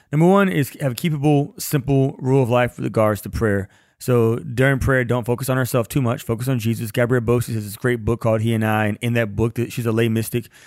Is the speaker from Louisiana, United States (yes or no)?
yes; Louisiana, United States; I'm from Louisiana, and I don't like the cold.